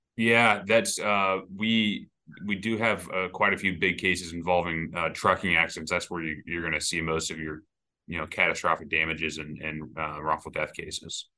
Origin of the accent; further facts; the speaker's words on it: Kansas City, United States; moved away as an adult; now in Saint Louis, United States; I'm from Kansas City originally, and I actually practiced law there for, for six years before I moved to Saint Louis